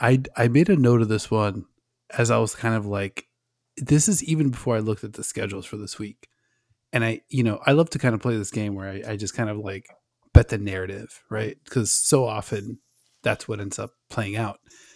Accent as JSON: {"language": "English", "region": "South Florida", "country": "United States", "tie": "born or raised there", "said": "I grew up in South Florida"}